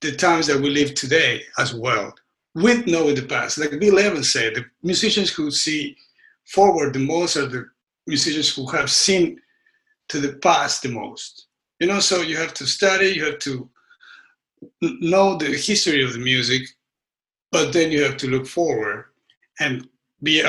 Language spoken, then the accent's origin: English; Argentina; now in United States; I grew up in Argentina, but I lived most of my life here.